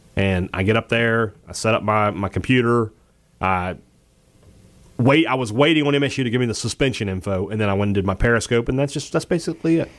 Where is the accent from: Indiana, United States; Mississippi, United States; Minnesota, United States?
Mississippi, United States; I'm from Mississippi